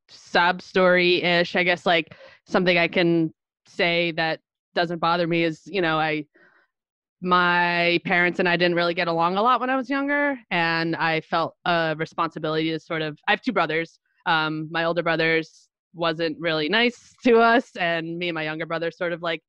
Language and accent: English; Little Falls, New Jersey, United States; born or raised there; now in Montclair, United States